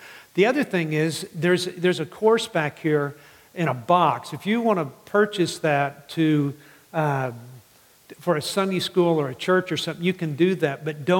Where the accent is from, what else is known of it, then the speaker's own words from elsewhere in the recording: Midland, Texas, United States; I grew up in West Texas and in Midland.